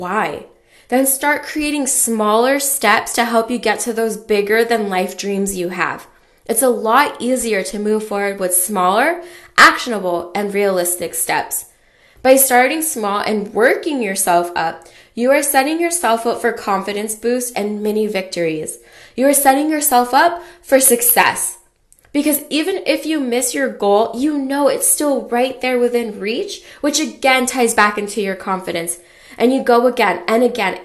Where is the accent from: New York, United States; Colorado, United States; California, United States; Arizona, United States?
California, United States; I grew up in California